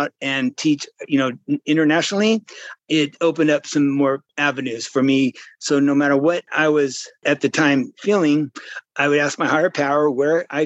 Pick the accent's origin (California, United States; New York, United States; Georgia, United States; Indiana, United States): California, United States; Modesto; I'm from Modesto